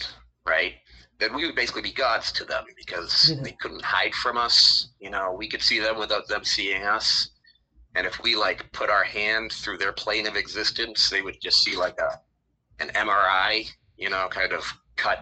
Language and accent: English; Danvers, Massachusetts, United States; also born or lived in Gloucester, Massachusetts; I grew up in Danvers, town over from Salem.